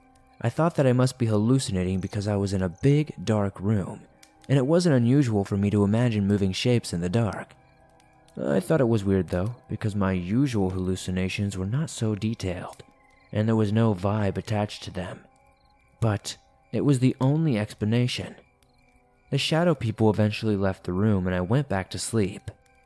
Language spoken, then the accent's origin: English; Montreal, Quebec, Canada; I'm from Montreal, so I don't know the area super well.